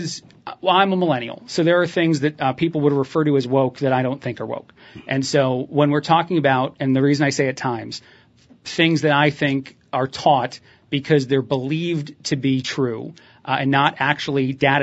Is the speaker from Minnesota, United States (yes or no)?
no; Indiana, United States; also born or lived in New Jersey; because I learned about slavery as a kid growing up in Indiana and in New Jersey are some of the places where I had my education.